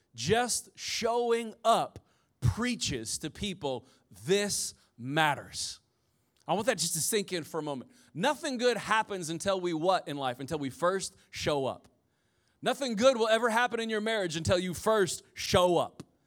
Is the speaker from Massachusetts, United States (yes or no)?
no; Indiana, United States; I'm from Indiana, so everybody had the Chevy S ten pickup truck